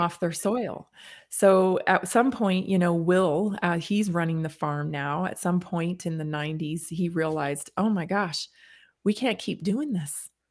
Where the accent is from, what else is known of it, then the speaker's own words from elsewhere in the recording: Canada; now in United States; I grew up in Canada, when I moved to the United States